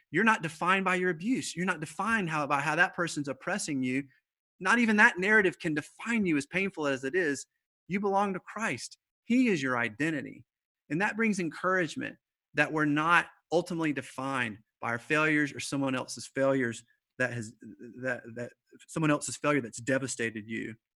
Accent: the South, United States; I'm from the South

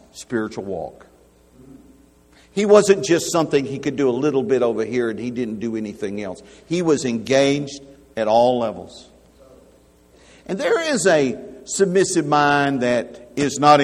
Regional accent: Alabama, United States; I'm from Alabama.

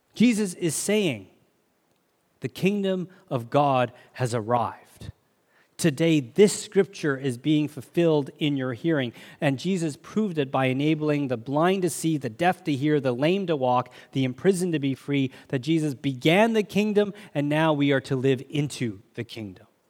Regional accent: Canada; I'm a Canadian citizen

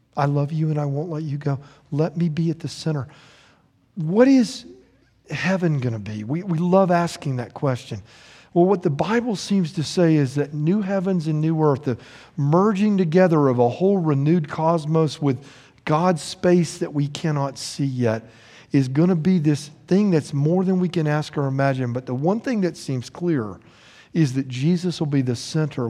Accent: United States

